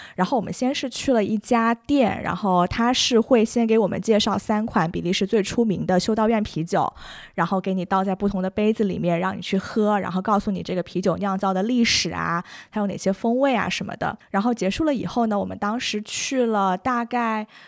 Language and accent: Chinese; China; 听说我是从中国来的